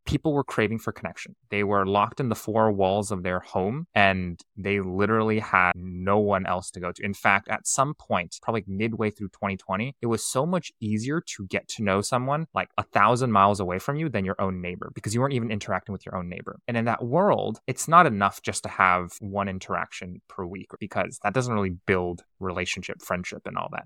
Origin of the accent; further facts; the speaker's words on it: Silicon Valley, California, United States; I was born and raised in Silicon Valley